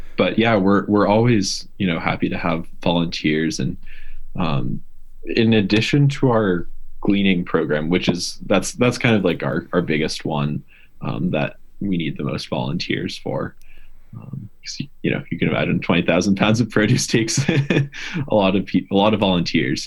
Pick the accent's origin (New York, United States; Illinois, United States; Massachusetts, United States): Massachusetts, United States; moved away as an adult; also born or lived in Vermont; I grew up in Massachusetts, and I went to school in Vermont.